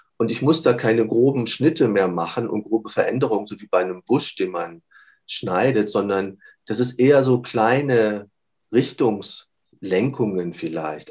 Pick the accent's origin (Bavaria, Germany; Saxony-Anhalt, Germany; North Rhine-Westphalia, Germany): Bavaria, Germany; also born or lived in Munich; Wir konnten bei uns in Bayern sowohl 12 wie 13 beide machen